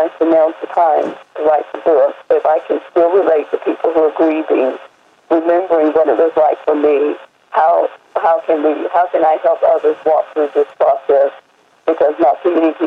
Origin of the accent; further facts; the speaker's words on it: Roanoke Rapids, North Carolina, United States; moved away as an adult; also born or lived in Italy; My husband and I were actually born and raised in Roanoke Rapids, North Carolina, but we left when we were 18